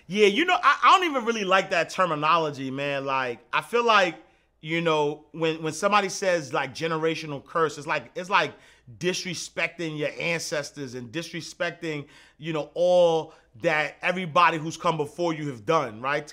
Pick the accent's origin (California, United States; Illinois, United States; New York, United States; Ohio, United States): New York, United States; New York City; Saint, Saint Nick Projects, Hudsway Knife Street, Eighth Avenue. Born and raised, Harlem.